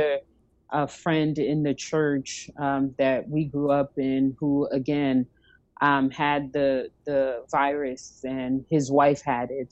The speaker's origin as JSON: {"language": "English", "region": "East Coast", "country": "United States", "moved": "yes", "said": "I'm from the East Coast, so I have lots of family in New Jersey and in the New York area"}